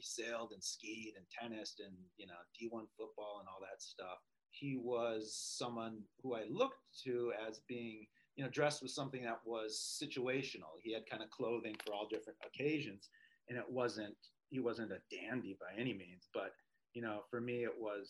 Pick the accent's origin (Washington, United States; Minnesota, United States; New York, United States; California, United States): Minnesota, United States; Minneapolis; Growing up in Minneapolis